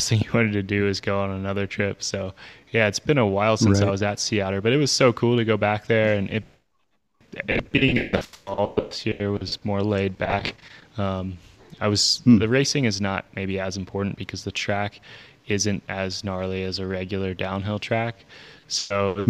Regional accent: outside of Philadelphia, Pennsylvania, United States; now in Brevard, United States; I grew up outside of Philadelphia

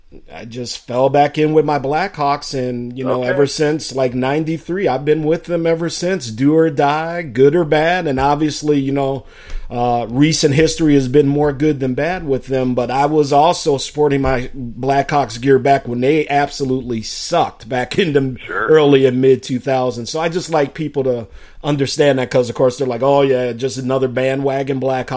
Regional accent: Chicago, Illinois, United States; moved away; Now, originally I'm from Chicago. The family grew up two blocks from the old Chicago Stadium, now United Center. So right in the middle of the hood

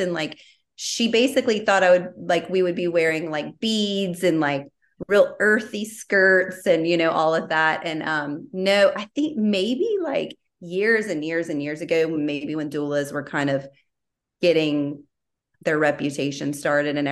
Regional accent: Baton Rouge, Louisiana, United States; moved away as an adult; now in Austin, United States; I am from Baton Rouge, born and raised. So I, I was there until I got engaged in 2012.

